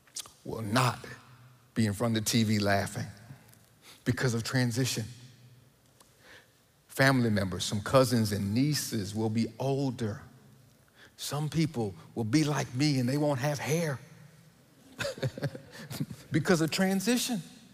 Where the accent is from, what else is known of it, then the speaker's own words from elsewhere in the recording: Texas, United States; also born or lived in Willingboro, New Jersey / Missouri / Maryland; now in Memphis, United States; I was born in Willingboro, New Jersey. New Jersey. I don't even have the accent anymore. My mom remarried, and we went to Houston, Texas, and then we went to Austin, Texas.